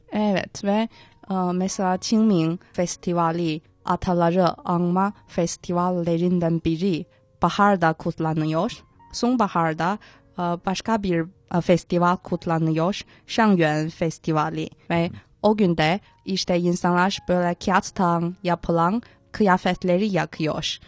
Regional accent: Tianjin, China; çocukken ben Tencinliyim ve Tencin'de

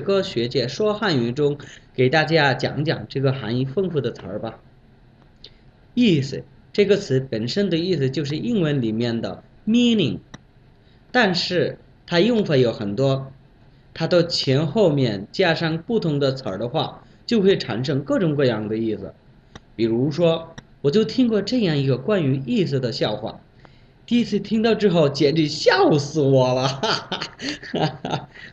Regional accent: Bangladesh; Chinese is a second language; moved away as an adult; now in Beijing, China; 来自孟加拉国

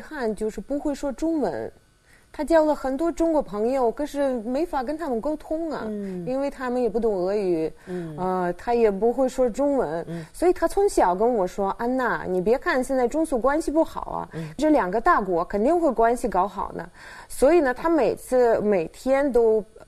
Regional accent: Saint Petersburg, Russia; Chinese is a second language; moved away as an adult; now in China; 我是出生在省彼得堡

